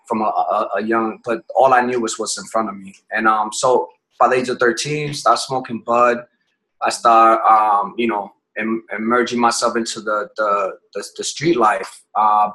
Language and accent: English; Connecticut, United States; moved away as an adult; also born or lived in Puerto Rico / Massachusetts / Bronx, New York; I was born in Puerto Rico, but raised in Connecticut